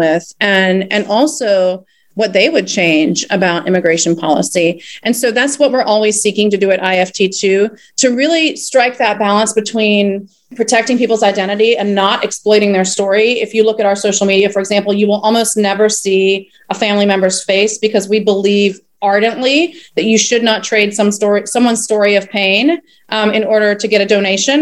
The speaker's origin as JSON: {"language": "English", "region": "South Carolina", "country": "United States", "tie": "born or raised there", "also_born_or_lived": "Puerto Rico / Mexico", "moved": "as an adult", "said": "I grew up in South Carolina"}